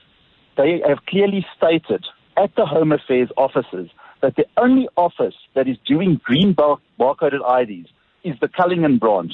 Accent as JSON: {"language": "English", "country": "Zimbabwe", "tie": "born or raised there", "moved": "yes", "lives_now": "Johannesburg, South Africa", "said": "I was born in Zimbabwe."}